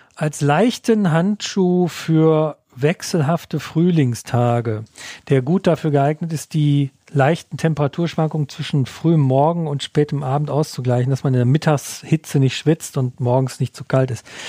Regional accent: Ruhr area, North Rhine-Westphalia, Germany; aus meiner Heimat im Ruhrgebiet

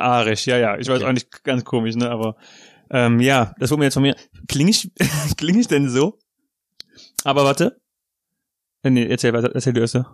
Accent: North Rhine-Westphalia, Germany; accent: Ripuarian dialect; meinem riparischen Dialekt

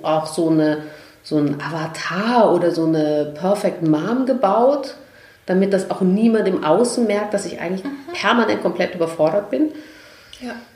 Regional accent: Vienna, Austria; ich komme ja aus Österreich, ich bin Wienerin

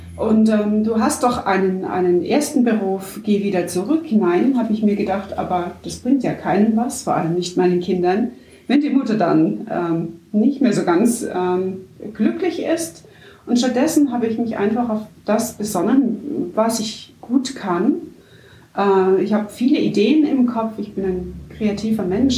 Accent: Markgröningen, Baden-Württemberg, Germany; also born or lived in Bietigheim-Bissingen; now in Pforzheim, Germany; Aufgewachsen bin ich in Markgröningen als Kind des Schäferlaufes.

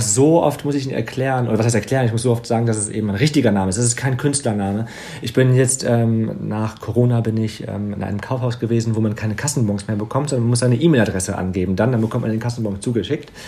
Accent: Wegberg, North Rhine-Westphalia, Germany; in dem Dorf, wo ich aufgewachsen bin, in Wegberg

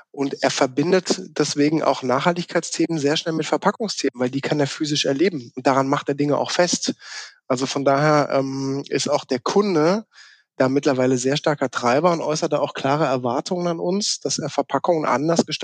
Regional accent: Baden-Württemberg, Germany; born there; accent: South Baden dialect; ich bin gebürtiger, gebürtiger Südbadener, was man meinem Dialekt irgendwie nicht mehr so anhört, außer ich bin mit äh, zu Hause im Gespräch, dann wird das schon mal ein bisschen mehr Isch und Hesch und so.

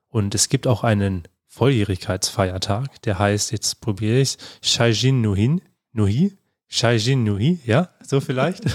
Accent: Germany; also born or lived in Bonn; bei uns in Deutschland

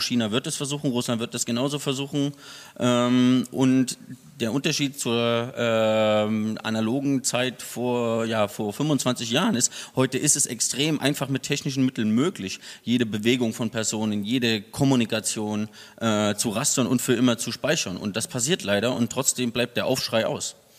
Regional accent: Germany; Ich komme aus der DDR

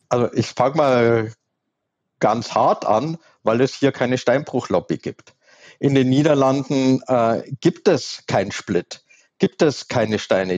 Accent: Southern Germany, Germany; ich komme aus Süddeutschland

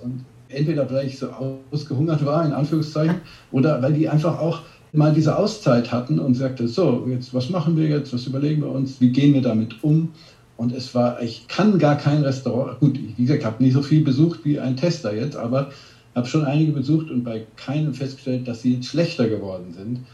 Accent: Bavaria, Germany; ich bin ja aus Bayern

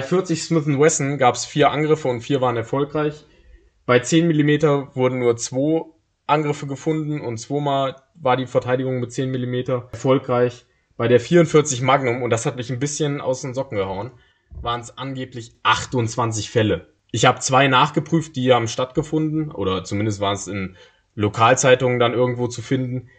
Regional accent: Germany; wir als Deutsche

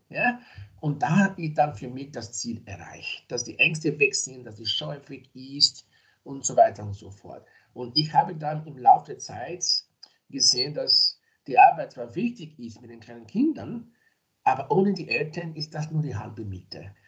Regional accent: Nigeria; now in Graz, Austria; ich bin zwar in Nigeria geboren, ich lebe aber in Österreich seit mehr als 30 Jahren

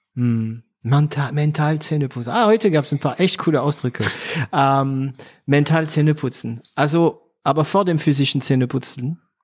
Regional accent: France; now in Germany; ich bin Franzose, ne? Also auch, ich bin auch Franzose

